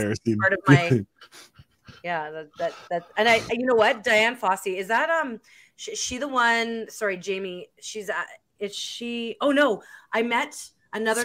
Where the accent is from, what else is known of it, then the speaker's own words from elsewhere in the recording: Winnipeg, Manitoba, Canada; Yeah, Manitoba. I'm from Winnipeg, Manitoba.